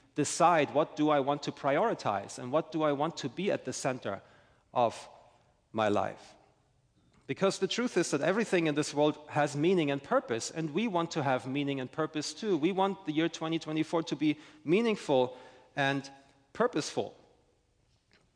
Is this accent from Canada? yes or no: no; Germany; now in St. Augustine, United States; I'm originally from Germany